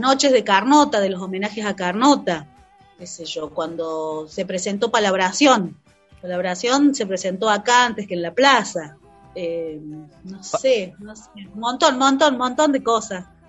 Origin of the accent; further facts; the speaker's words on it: Cosquín, Córdoba, Argentina; De Cosquín